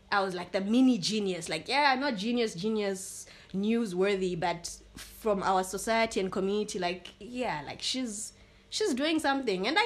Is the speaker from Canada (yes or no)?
no; Botswana; accent: Botswana; And she speaks with an accent because at that time my Botswana accent was too, really strong